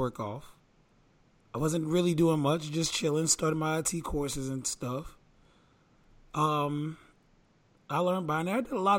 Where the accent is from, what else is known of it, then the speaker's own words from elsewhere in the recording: the South, United States; I grew up in the South